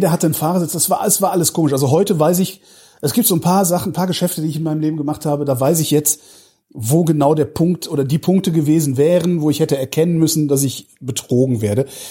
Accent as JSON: {"language": "German", "town": "Cologne", "region": "North Rhine-Westphalia", "country": "Germany", "tie": "born or raised there", "moved": "yes", "lives_now": "Berlin, Germany", "said": "ich komme aus Köln gebürtig"}